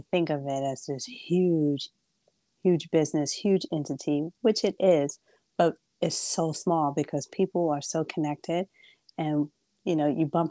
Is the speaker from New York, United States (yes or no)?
yes; New York City, New York, United States; also born or lived in Bronx; I am Brooklyn, born and raised. I am a Brooklyn girl